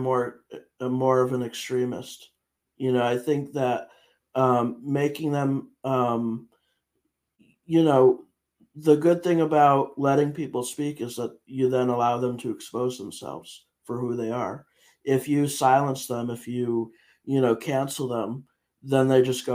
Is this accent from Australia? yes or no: no; Connecticut, United States; I am from Connecticut, but I'm not from Naugatuck.